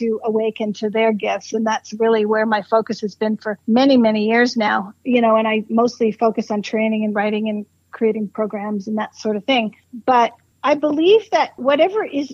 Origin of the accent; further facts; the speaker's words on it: Canada; moved away as an adult; also born or lived in Toronto; now in Arizona, United States; I'm Canadian, living in Arizona